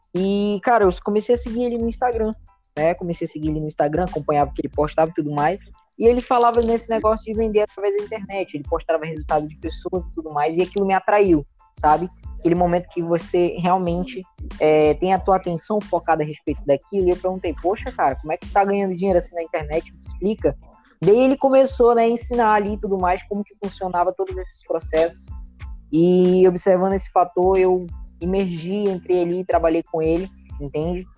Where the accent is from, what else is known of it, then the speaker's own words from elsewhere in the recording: Boa Vista, Roraima, Brazil; sou aqui de Boa Vista, Roraima